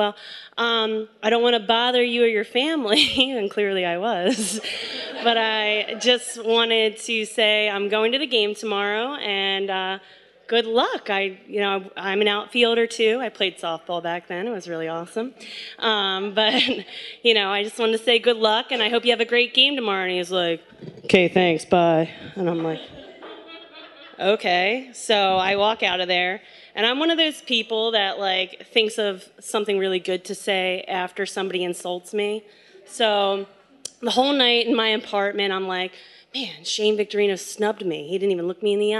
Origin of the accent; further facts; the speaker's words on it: just outside of Philadelphia, Pennsylvania, United States; I was born and raised just outside of Philadelphia in a very strict Roman Catholic family